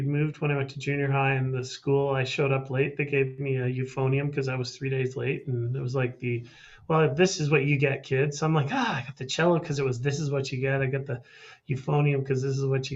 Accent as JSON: {"language": "English", "town": "Calgary", "region": "Alberta", "country": "Canada", "tie": "born or raised there", "said": "Born and raised in Calgary, Alberta."}